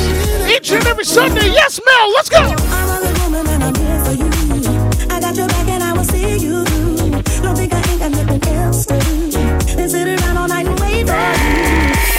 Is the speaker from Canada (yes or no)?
yes; Montreal, Quebec, Canada; I'm from Montreal. We speak French here